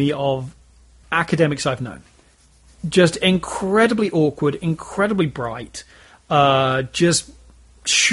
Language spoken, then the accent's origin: English; United Kingdom; I am British